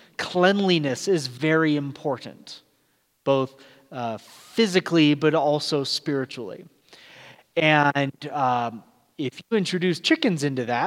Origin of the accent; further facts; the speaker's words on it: California, United States; also born or lived in Florida / Georgia / Texas; I grew up in Southern California, at least for 9 years. There is an accent, but it's pretty light. But then we lived in places like Florida, Georgia, Texas, all very distinct accents.